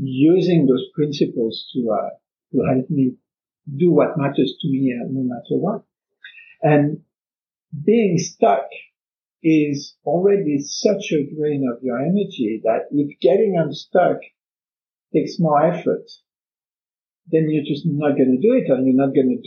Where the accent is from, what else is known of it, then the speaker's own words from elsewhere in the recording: France; now in Canada; I come from France, I'm now in Canada